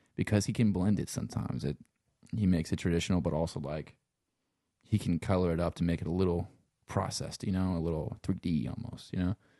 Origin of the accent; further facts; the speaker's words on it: Louisiana, United States; accent: Cajun; also born or lived in Los Angeles; I'm from Louisiana.